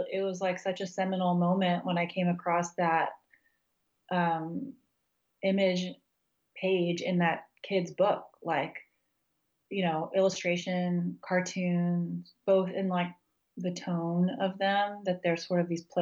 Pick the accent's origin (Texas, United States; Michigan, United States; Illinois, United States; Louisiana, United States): Texas, United States; also born or lived in Kansas; now in Virginia, United States; I grew up in Texas and Kansas, and I finished undergrad in New Mexico, and so it's really different from where I live now in Virginia.